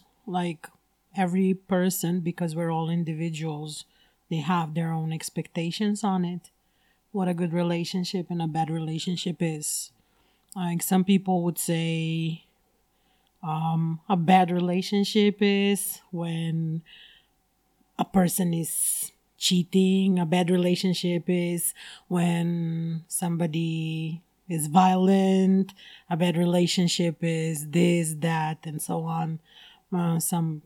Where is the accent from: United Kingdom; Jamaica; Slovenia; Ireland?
Slovenia; moved away as an adult; now in China; And I come from Slovenia. And I've been living in China for the past 10 years.